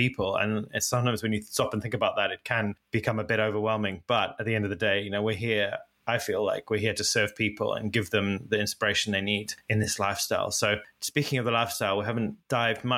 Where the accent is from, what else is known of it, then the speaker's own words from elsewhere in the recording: Zimbabwe; now in United Kingdom; I didn't grow up in the UK. I grew up in Africa and Zimbabwe